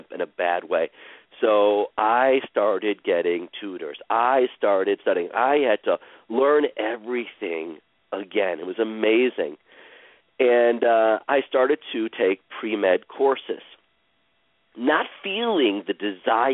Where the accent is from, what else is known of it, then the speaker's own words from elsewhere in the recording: Cleveland, Ohio, United States; I was born in Cleveland, Ohio, on April 24th, 1968